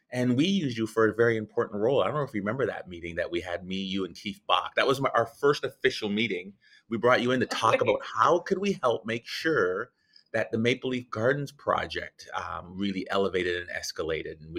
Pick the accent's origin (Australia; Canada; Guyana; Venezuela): Guyana; uh, Guyana, South America.